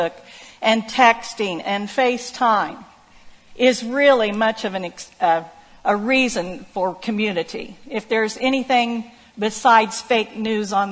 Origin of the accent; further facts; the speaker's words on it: Oklahoma, United States; moved away; I grew up in Waukeeta, Oklahoma, population 490.